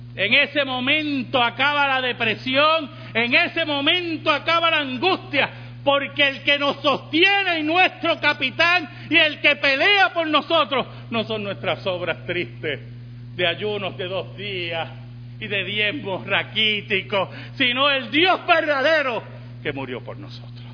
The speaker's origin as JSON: {"language": "Spanish", "country": "Puerto Rico"}